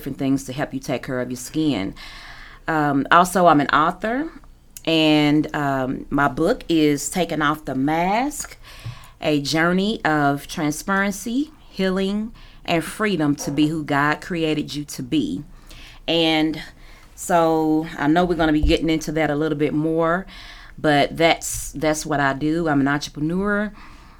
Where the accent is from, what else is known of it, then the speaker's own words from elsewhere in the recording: Louisville, Kentucky, United States; I am from Louisville, so I'm local.